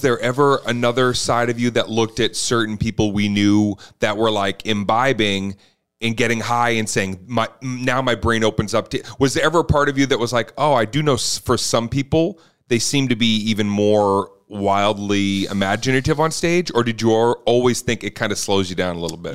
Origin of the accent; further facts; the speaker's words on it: Boston, Massachusetts, United States; growing up in Boston